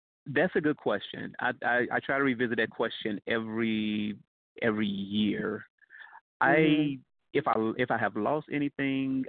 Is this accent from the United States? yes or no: yes; Gary, Indiana, United States; moved away as an adult; I'm originally from Gary, Indiana. And Gary, Indiana is not an easy place.